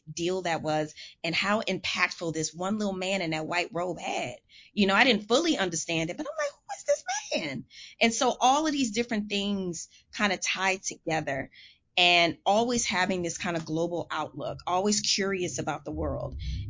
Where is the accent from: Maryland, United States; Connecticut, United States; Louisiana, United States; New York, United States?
Louisiana, United States; New Orleans; now in Los Angeles, United States; the time I grew up in New Orleans.